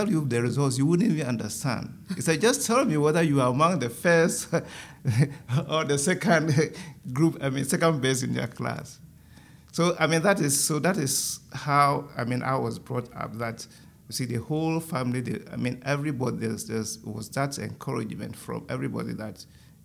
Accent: Ghana; moved away; I'm from Ghana

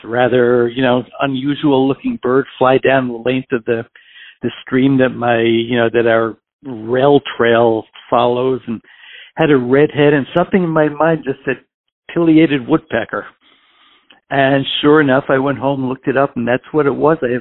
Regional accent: New York City, New York, United States; moved away as an adult; also born or lived in Houston, Texas / Pittsburgh, Pennsylvania; now in Hillsborough, United States; originally I'm from New York City. I was actually adopted at birth in New York City at the time, at the time of my birth. Grew up there and lived there until I was just about 40 years old

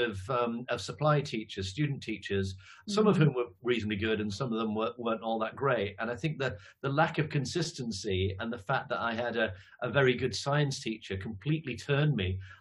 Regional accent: Leeds, Yorkshire and the Humber, United Kingdom; moved away as an adult; also born or lived in Manchester / London / Cleveland, Ohio / Cambridge; now in Kent, United Kingdom; I'm from Leeds originally.

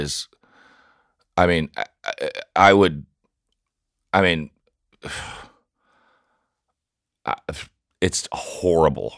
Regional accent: Nashville, Tennessee, United States; moved away; I grew up in South Nashville

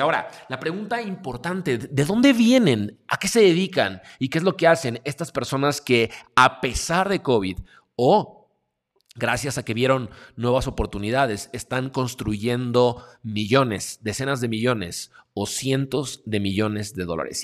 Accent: Mexico; yo soy de México

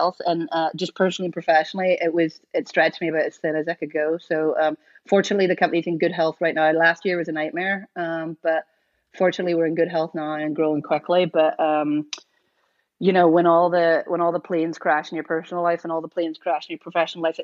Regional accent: Northern Ireland, United Kingdom; now in Portland, United States; I'm from Northern Ireland

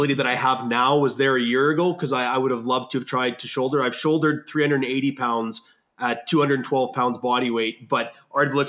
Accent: Canada; we're from Canada

